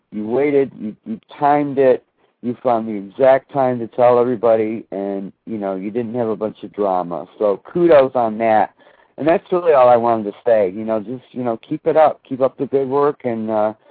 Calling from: Florida, United States; I'm calling from Florida.

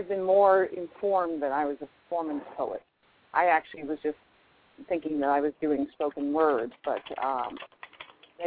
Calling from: Albuquerque, New Mexico, United States; I'm calling from Albuquerque, New Mexico.

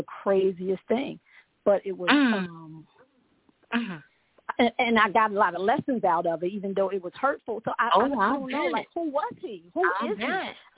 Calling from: Orlando, Florida, United States; I'm in Orlando, Florida.

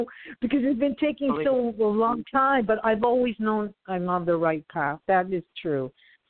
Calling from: Florida, United States; calling from Florida.

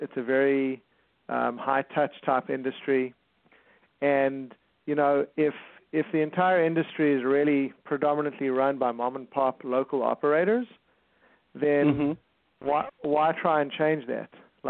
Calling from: California, United States; I'm calling from Southern California. We have an office in Torrance.

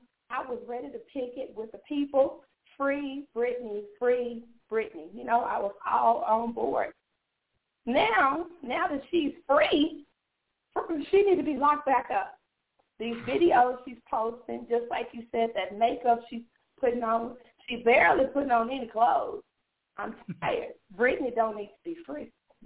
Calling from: Tennessee, United States; So I'm a listener of your show, and I'm calling in from Tennessee. Yes, Tennessee.

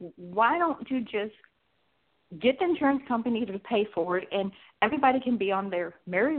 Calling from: Atlanta, Georgia, United States

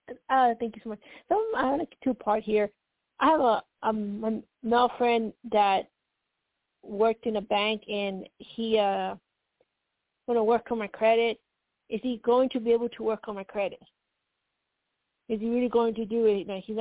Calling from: Colorado, United States

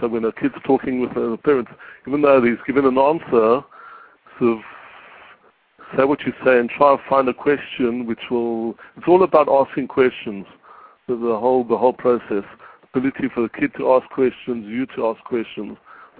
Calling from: Israel; I'm calling from Israel

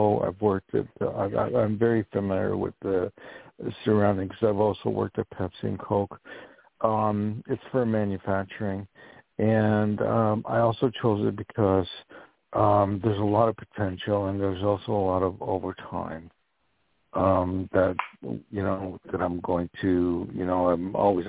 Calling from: New York, United States; I'm calling from New York.

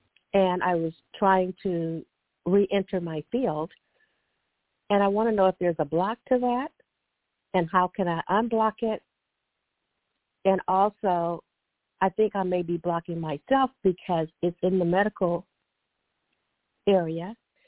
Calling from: California, United States

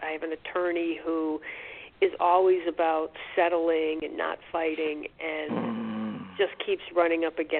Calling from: New York, United States; I'm calling from New York

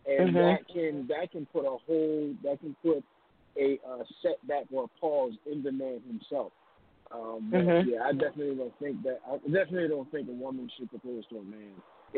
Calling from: Philadelphia, Pennsylvania, United States

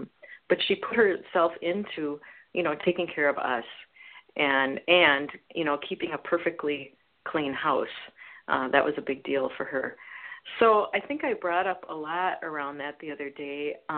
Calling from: Oregon, United States; calling from Oregon

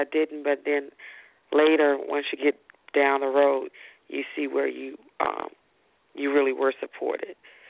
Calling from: Arlington, Texas, United States; Arlington, Texas.

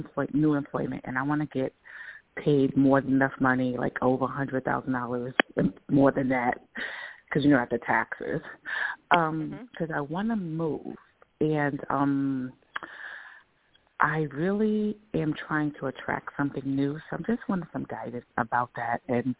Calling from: New York, United States; Oh, hi. This is … from New York.

